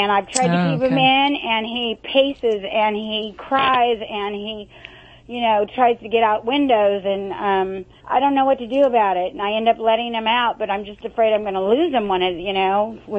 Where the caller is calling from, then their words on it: Huntington Beach, California, United States; Huntington Beach.